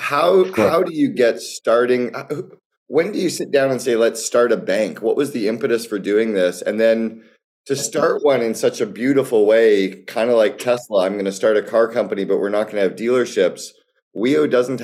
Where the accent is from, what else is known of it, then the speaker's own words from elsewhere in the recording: Canada; moved away as an adult; now in United Arab Emirates; I'm a Canadian